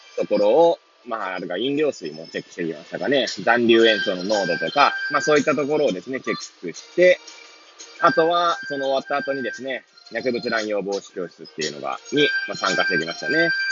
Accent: Hachioji, Tokyo, Japan; moved away as an adult; now in Kamaishi, Japan; 八王子生まれ、八王子育ち、震災の前の年から釜石で働くポンコツ

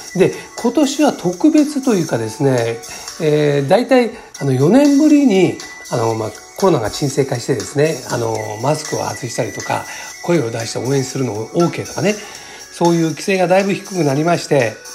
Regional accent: Tokyo, Japan; 生まれが羽田育ちも羽田なんで

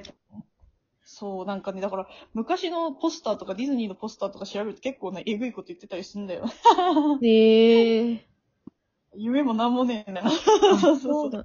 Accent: Tokushima, Japan; now in Tokyo, Japan; 徳島出身なんですけど、徳島で、なんか日教祖の絡みが結構強いらしく、なんか小学校6年生の時とかに

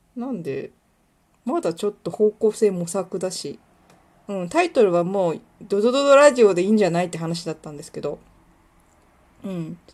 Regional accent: Kuwana, Mie, Japan; also born or lived in Ichinomiya, Aichi; 私は生まれも育ちも食わなしです

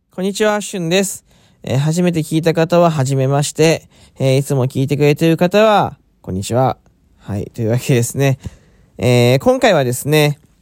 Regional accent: Fukuoka, Japan; also born or lived in Chiba Prefecture; now in Chiba, Japan; 出身地は福岡県ですね。え今住んでるところは千葉県でございます。

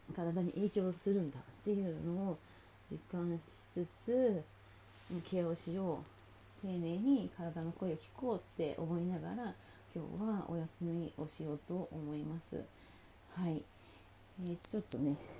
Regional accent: Sapporo, Hokkaido, Japan; moved away; 私がねそもそもあの札幌出身なんですけど北海道

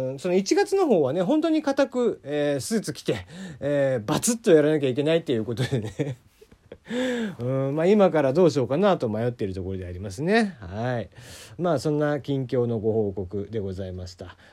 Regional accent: Kagoshima, Japan; 地元鹿児島

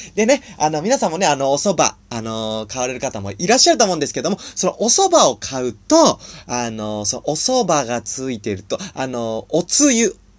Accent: Nagano, Japan; 長野県出身

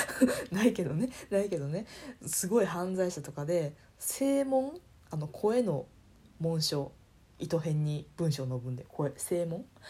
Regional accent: Kansai, Japan; accent: Kansai dialect; 方言というか関西弁混じりで喋ってる

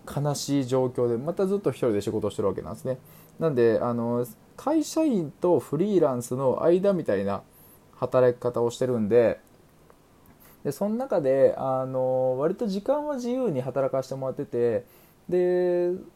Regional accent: Aichi, Japan; also born or lived in Amagasaki, Hyogo; 幼稚園小学校中学校高校とは愛知県で育ちましてみその国愛知県で育ちまして

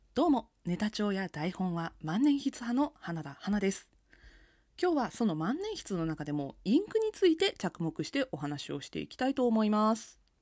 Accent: Nagasaki, Japan; 私の地元、長崎県にある会社があります

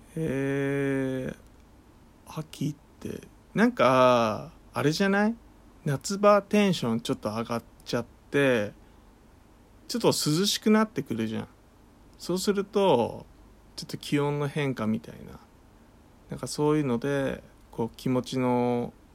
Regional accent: Kanto, Japan; 僕はあの関東生まれなので。で関東育ち

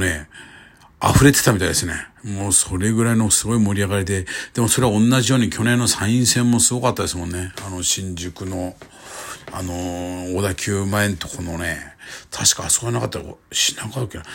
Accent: Kyushu, Japan; moved away; 僕の地元の九州

